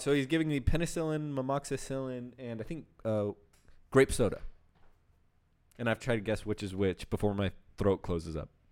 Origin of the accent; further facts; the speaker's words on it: United States; I was born in America